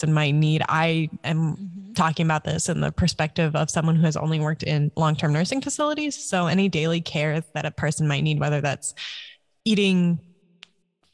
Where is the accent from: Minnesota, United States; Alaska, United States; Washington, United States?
Alaska, United States; also born or lived in Michigan; I'm from Alaska. I was born and raised here.